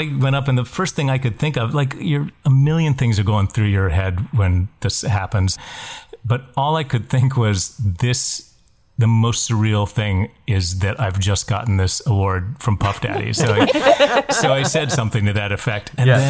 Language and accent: English; West Virginia, United States; I grew up in West Virginia